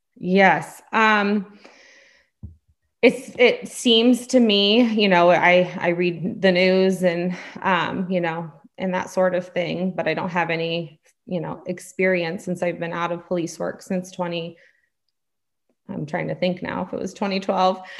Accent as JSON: {"language": "English", "region": "California", "country": "United States", "also_born_or_lived": "Pennsylvania", "said": "hail from California"}